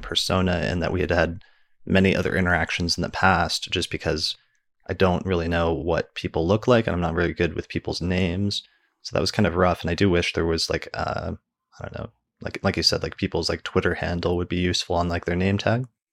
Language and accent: English; Denver, Colorado, United States; my hometown in Denver